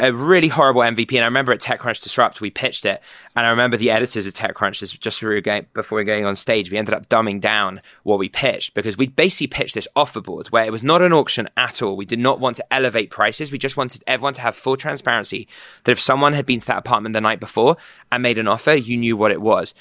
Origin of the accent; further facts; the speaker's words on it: London, United Kingdom; moved away as an adult; also born or lived in New York / Boston; now in San Francisco, United States; I grew up in London, moved to New York with B C G, moved to Boston for grad school.